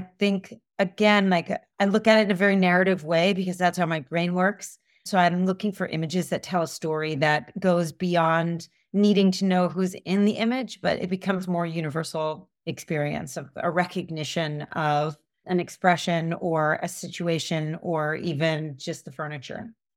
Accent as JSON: {"language": "English", "country": "United States", "tie": "born or raised there", "said": "I grew up in suburbia outside of New York"}